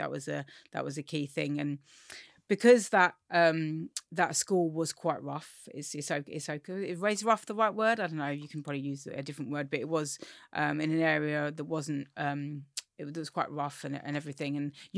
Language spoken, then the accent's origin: English; Forest Hill, London, United Kingdom; So I grew up in Forest Hill, Southeast London, which is quite gentrified now, actually. But when I grew up, it really wasn't. I grew up in a working class family.